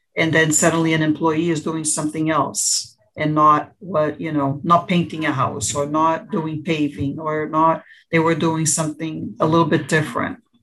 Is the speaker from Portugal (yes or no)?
yes; Portugal; now in United States; I am um, born in the United States, but I grew up in Portugal